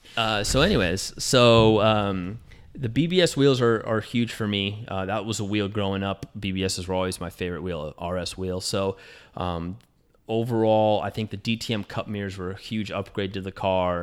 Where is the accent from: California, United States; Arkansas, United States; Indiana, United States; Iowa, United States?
California, United States; Southern; I grew up in Southern California, so there's a lot of lowriders in my neighborhood